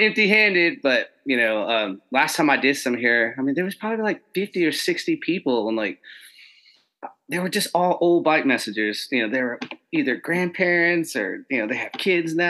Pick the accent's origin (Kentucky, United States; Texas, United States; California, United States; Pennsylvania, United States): Texas, United States; we're from Texas